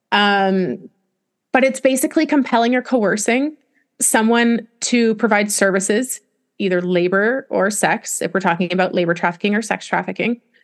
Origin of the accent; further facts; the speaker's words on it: Canada; moved away as an adult; also born or lived in Wyoming; I'm Canadian